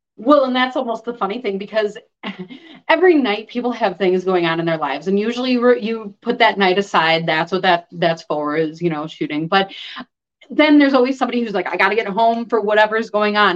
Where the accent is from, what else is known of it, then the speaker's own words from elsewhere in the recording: Chicago, Illinois, United States; now in Wisconsin, United States; I grew up in Chicago.